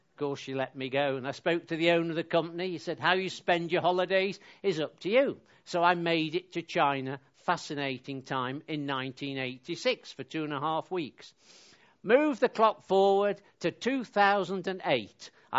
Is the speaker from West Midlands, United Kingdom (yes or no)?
yes; West Midlands, United Kingdom; I was brought up in North Staffordshire, and I'm a stamp collector.